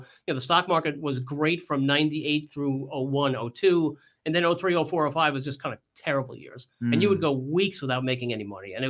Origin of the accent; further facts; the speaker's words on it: New York, United States; And, you know, I came from New York. I had an entrepreneurial background.